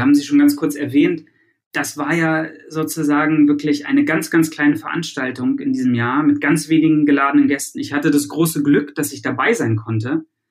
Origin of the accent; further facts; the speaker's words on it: Germany; now in United States; hier als Deutscher in Amerika